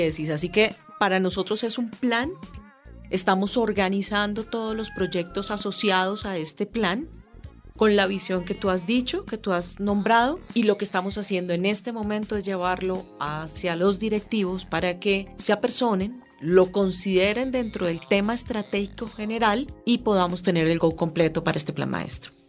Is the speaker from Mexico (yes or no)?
no; Ibagué, Tolima, Colombia; now in Bogotá, Colombia; yo ya llevo como 40 años en Bogotá, pero yo nací en Ibagué